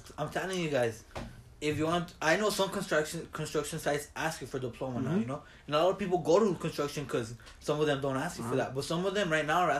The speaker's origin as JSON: {"language": "English", "town": "Los Angeles", "region": "California", "country": "United States", "said": "We're some kids from East LA, bro."}